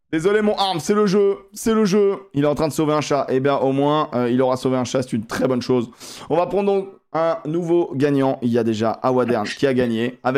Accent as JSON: {"language": "French", "town": "Toulouse", "region": "Occitania", "country": "France", "said": "Donc, je suis de Toulouse."}